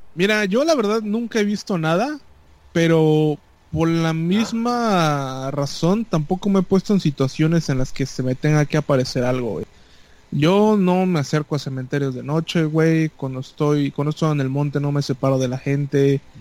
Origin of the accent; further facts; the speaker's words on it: Yucatán, Mexico; como yucateco